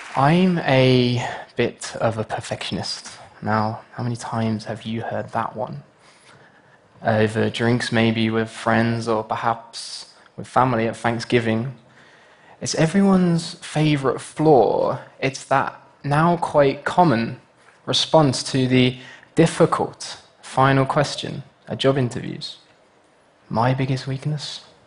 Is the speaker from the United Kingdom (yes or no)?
yes; United Kingdom; my home country, the United Kingdom